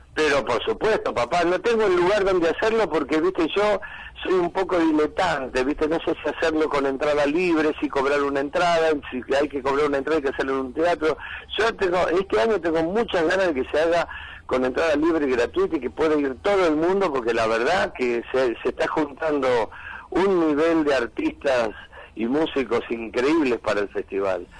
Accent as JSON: {"language": "Spanish", "country": "Argentina"}